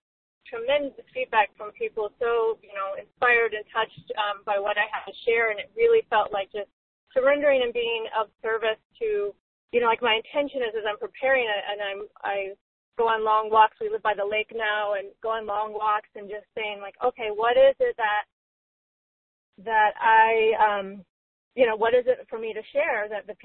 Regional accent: Atlanta, Georgia, United States; moved away; growing up in the Atlanta Church of Religious Science, as it was called when I was younger

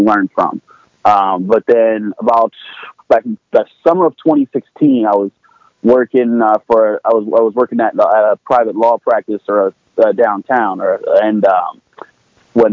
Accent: Pittsburgh, Pennsylvania, United States; I was born and raised in Pittsburgh

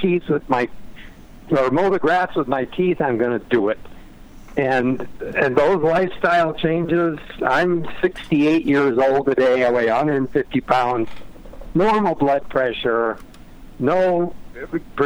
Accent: Detroit, Michigan, United States; now in San Diego, United States; I grew up in Detroit

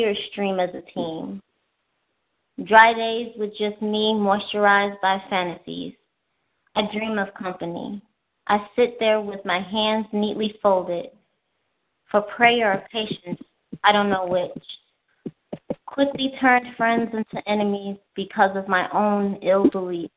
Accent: Chicago, Illinois, United States; I'm from the south side of Chicago

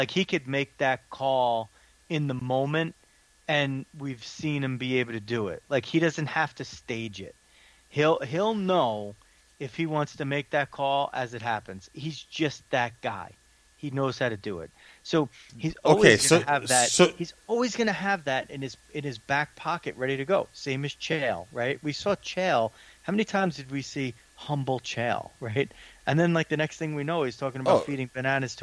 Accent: United States; I'm the American

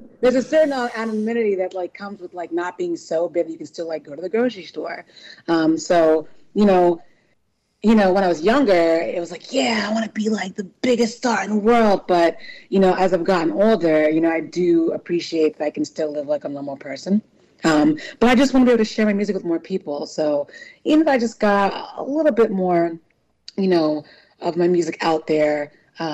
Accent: New Orleans, Louisiana, United States; born or raised there; also born or lived in California / New York / Chicago; now in Philadelphia, United States

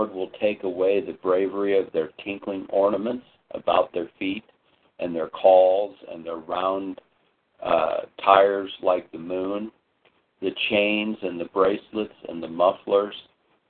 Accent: United States; as Americans

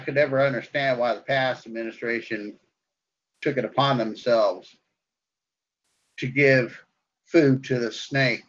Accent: United States; I'm an American patriot

